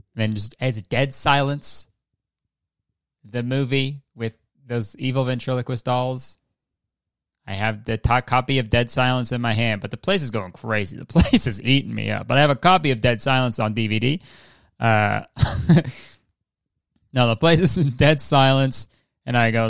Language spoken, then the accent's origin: English; Hamilton, Ontario, Canada; my hometown of Hamilton, Ontario